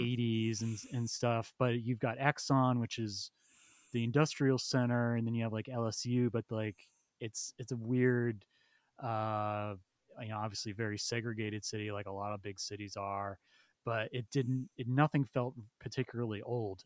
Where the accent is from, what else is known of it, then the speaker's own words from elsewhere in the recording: central Massachusetts, United States; moved away; I grew up in central Mass, so it's pretty rural, small town